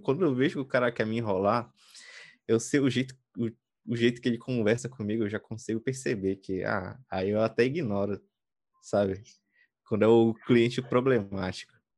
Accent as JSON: {"language": "Portuguese", "region": "Pará", "country": "Brazil", "said": "eu sou do Brasil, eu sou do Pará, eu moro na periferia"}